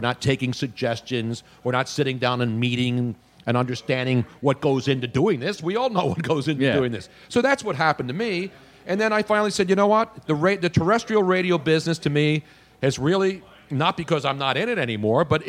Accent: Philadelphia, Pennsylvania, United States; moved away as an adult; also born or lived in Los Angeles; This is my hometown.

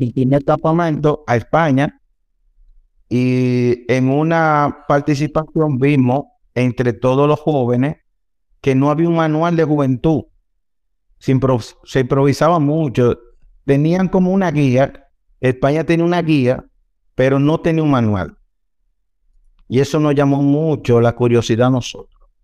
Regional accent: Dominican Republic; como dominicanos, siempre andamos

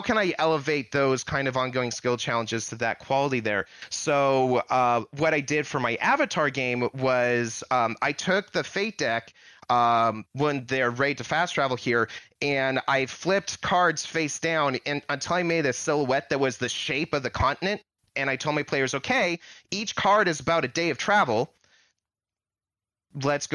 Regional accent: California, United States; me being Californian, my high school's mascot is Miner

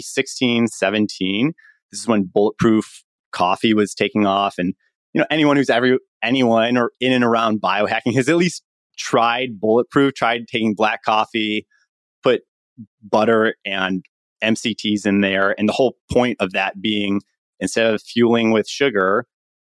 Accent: Chicago, Illinois, United States; moved away as an adult; also born or lived in Stanford, California; I'm from Chicago, went to public school in Chicago

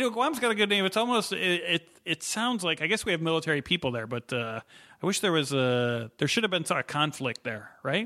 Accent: Illinois, United States; moved away; I grew up in Illinois.

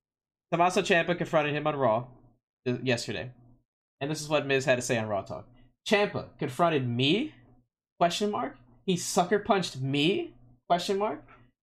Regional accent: Cleveland, Ohio, United States; We were just in Cleveland. My hometown. You think I called any of my friends that I went to high school with?

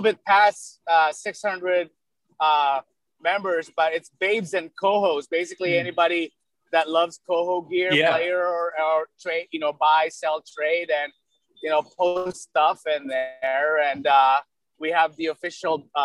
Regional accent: Philippines; now in United States; I was born in the Philippines

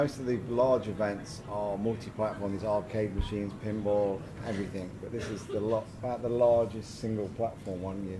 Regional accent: Leicester, East Midlands, United Kingdom; I'm from Leicester in England.

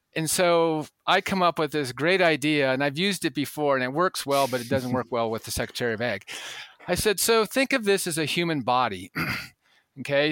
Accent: the West, United States; growing up in the West

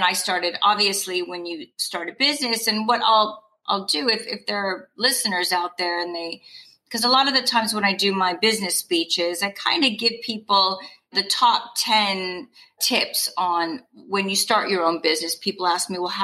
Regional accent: California, United States; moved away as an adult; also born or lived in New York / England; now in United Kingdom; I'm from California

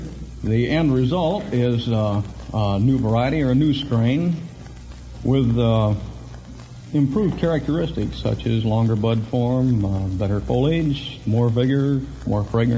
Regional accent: Los Angeles, California, United States; I was born in Los Angeles, just below the Coliseum.

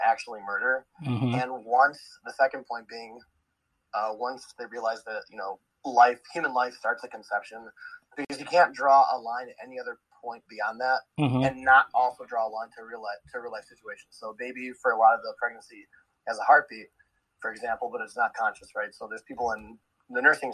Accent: Chicago, Illinois, United States; I'm actually from Chicago

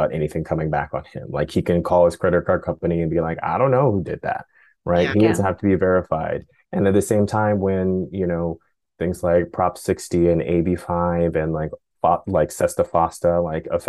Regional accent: Oakland, California, United States; I grew up in Oakland

